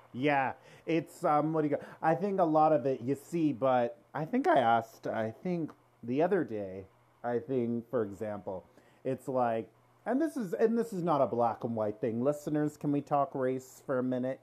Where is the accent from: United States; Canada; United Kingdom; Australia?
Canada; Toronto, Ontario; we're all from Toronto here